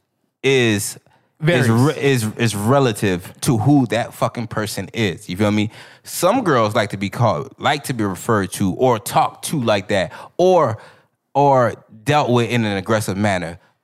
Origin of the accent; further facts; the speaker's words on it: Miami, Florida, United States; where we grew up in Florida, Miami